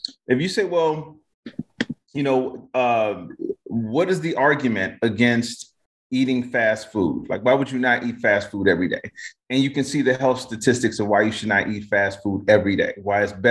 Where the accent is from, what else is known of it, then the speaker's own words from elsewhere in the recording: Chicago, Illinois, United States; I'm from Chicago